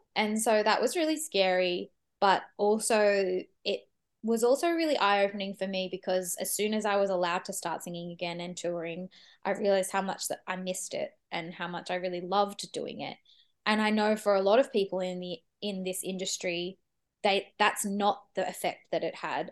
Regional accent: Sydney, New South Wales, Australia; moved away as an adult; now in Melbourne, Australia; I grew up in Sydney and I, I moved to Melbourne when I, about, probably about eight years ago

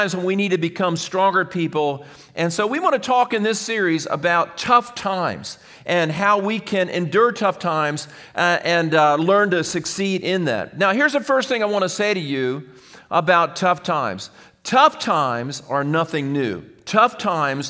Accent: United States; as American people

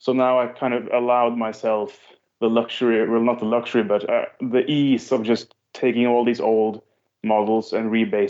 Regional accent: Norway; Norwegian player

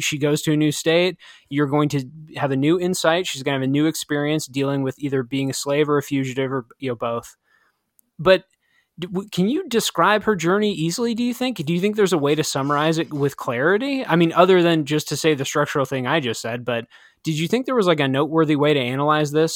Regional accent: Midwest, United States; growing up in the Midwest

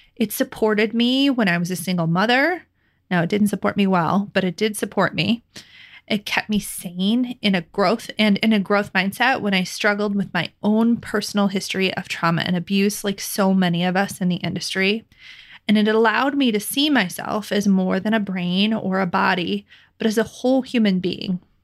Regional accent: Midwest, United States; living and growing up in the Midwest

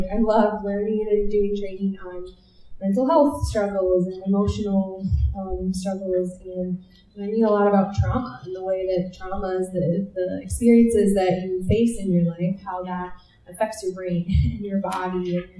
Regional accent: Minnesota, United States; I grew up in Minnesota

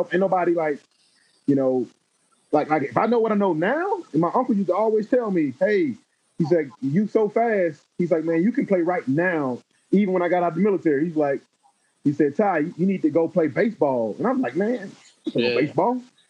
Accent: Alabama, United States; moved away as an adult; now in Texas, United States; y'all know I'm from Bama. And football at Bama, we ain't got no NFL team.

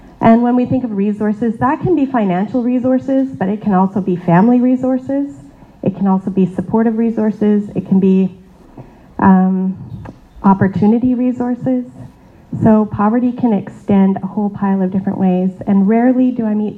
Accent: Canada; I was born in Canada. I have the privilege of being born in a pretty affluent country

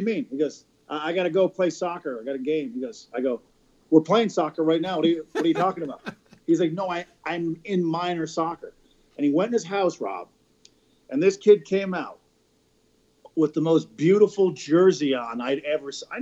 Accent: Newfoundland and Labrador, Canada; moved away; I grew up in Newfoundland.

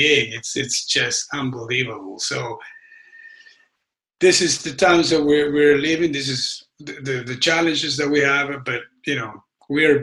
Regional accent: Argentina; now in United States; I grew up in Argentina, but I lived most of my life here.

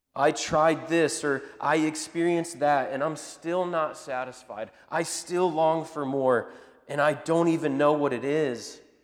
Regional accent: Indianapolis, Indiana, United States; we're from up in Indianapolis area

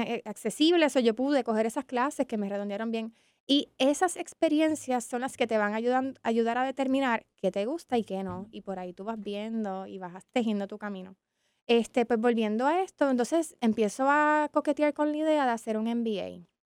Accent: San Juan, Puerto Rico; yo me crié en San Juan, mi familia es de Barranquitas

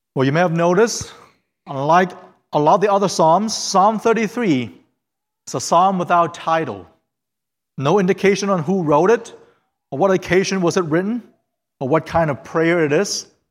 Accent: Fairfield, Ohio, United States; English is a second language; also born or lived in China / Hamilton, Ohio; I went to middle school in, Ha-, in Fairfield, and I was born in China

